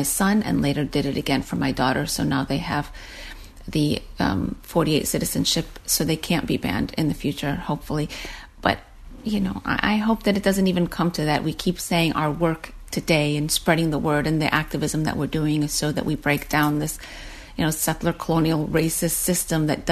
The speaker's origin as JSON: {"language": "English", "country": "United States", "tie": "born or raised there", "said": "I was born in the United States"}